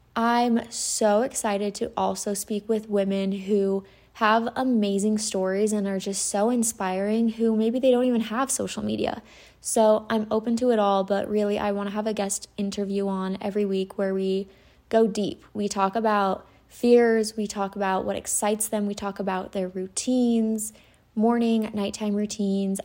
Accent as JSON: {"language": "English", "region": "Utah", "country": "United States", "tie": "born or raised there", "said": "I'm from Utah. I grew up in Utah."}